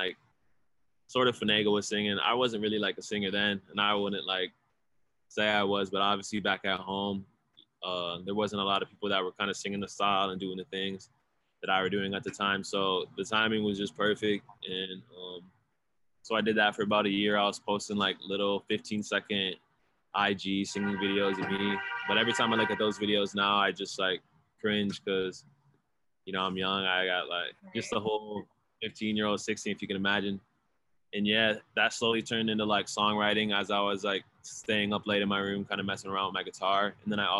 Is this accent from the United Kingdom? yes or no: no; Charles City, Iowa, United States; moved away as an adult; now in Los Angeles, United States; I'm originally from Charles City, Iowa. I was born out here in LA, but I grew up since like kindergarten up till my senior year of high school.